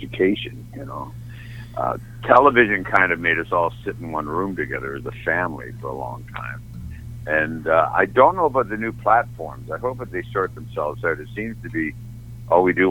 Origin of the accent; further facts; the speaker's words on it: Toronto, Ontario, Canada; I'm from Canada, this is in Toronto